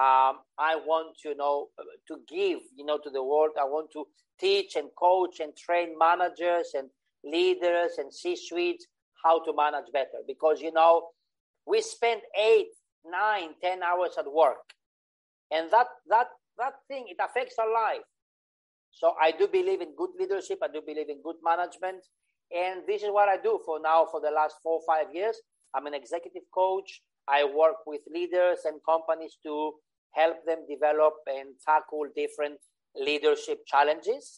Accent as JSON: {"language": "English", "country": "Greece", "tie": "born or raised there", "also_born_or_lived": "Switzerland / United Kingdom / Cyprus / Indonesia", "moved": "as an adult", "said": "I was born in Greece. When I finished high school, I went to study in Switzerland"}